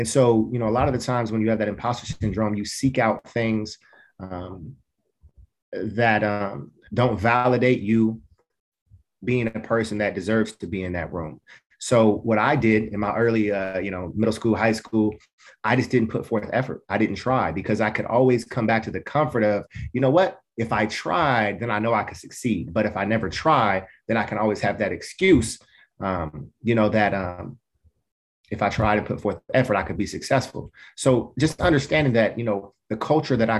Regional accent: Portland, United States; I grew up in Black culture in inner city Portland

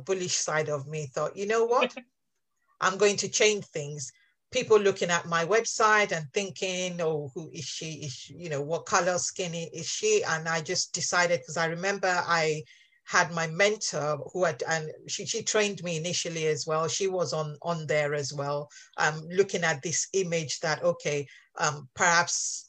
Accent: Nigeria; moved away as an adult; now in England, United Kingdom; I actually grew up, my first 18 years were spent in Nigeria

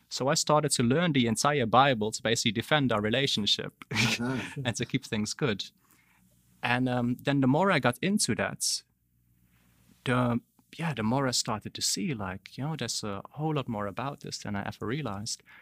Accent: Darfur, Sudan; also born or lived in Netherlands; I was born in Holland. Then um, nine days old, we moved to Sudan, to Darfur. Stayed in the middle of the deserts in Darfur

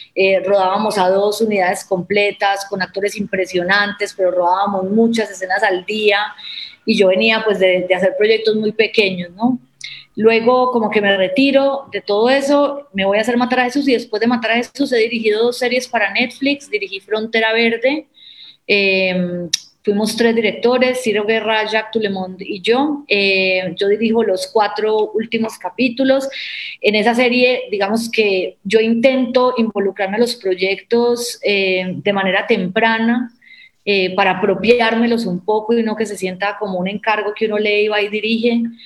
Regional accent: Medellín, Antioquia, Colombia; yo soy de Medellín, crecí con esa historia

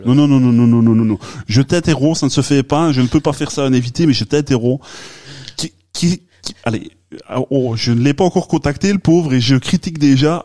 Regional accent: Liège, Wallonia, Belgium; accent: Liège; mon bel accent euh, de Liège

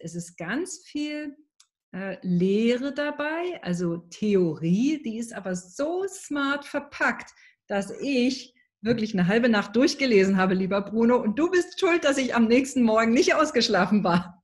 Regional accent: East Germany, Germany; bin ich in einer klassischen Arbeitnehmerfamilie groß geworden im Osten von Deutschland

